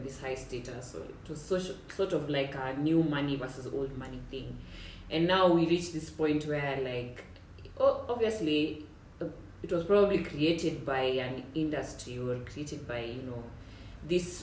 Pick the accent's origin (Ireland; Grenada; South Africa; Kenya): Kenya; I'm Kenyan